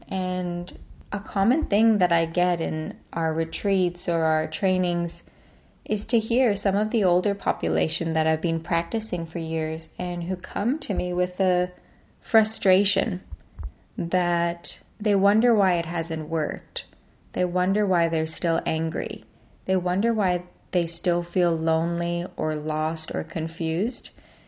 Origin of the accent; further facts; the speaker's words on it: Canada; born there; I'm a Canadian-born Indian, Iranian, Australian yogini.